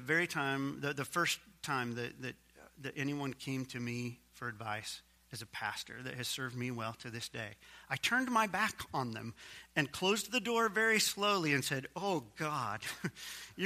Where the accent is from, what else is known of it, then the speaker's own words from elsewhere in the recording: Missouri, United States; my home state, Missouri